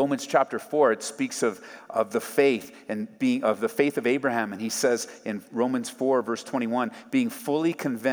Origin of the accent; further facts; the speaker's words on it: Southern California, United States; moved away as an adult; I grew up in Southern California.